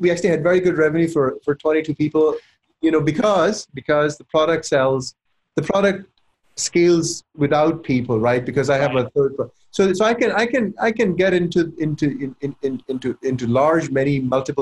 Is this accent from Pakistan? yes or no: yes; Pakistan; also born or lived in Silicon Valley, California; now in United States; I was born and raised in Pakistan